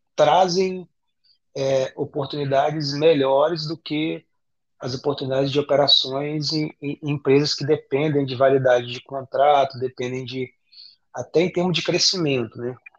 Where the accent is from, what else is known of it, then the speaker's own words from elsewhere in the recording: Campos dos Goytacazes, Rio de Janeiro, Brazil; eu, eu venho de, de Campos, né, Campos do Goitacazes, que é o interior do Rio, norte do estado do Rio